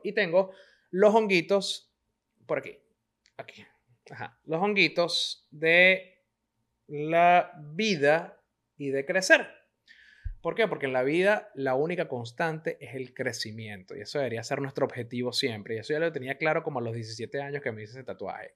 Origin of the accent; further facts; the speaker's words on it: Venezuela; moved away as an adult; Yo tuve que salir escapando de Venezuela